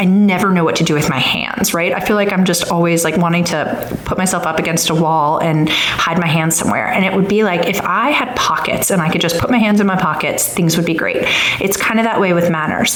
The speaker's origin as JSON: {"language": "English", "area": "Long Island", "region": "New York", "country": "United States", "tie": "born or raised there", "also_born_or_lived": "Washington, District of Columbia, United States / East Coast", "moved": "yes", "lives_now": "Alabama, United States", "said": "I grew up in Long Island, New York, but we've lived, my husband and I have lived all over the East Coast"}